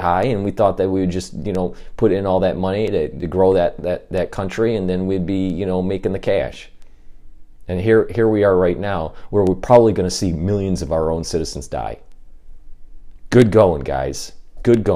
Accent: Michigan, United States; I'm from Michigan

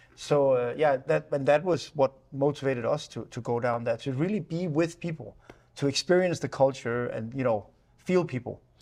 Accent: Denmark; we grew up with rain in Denmark

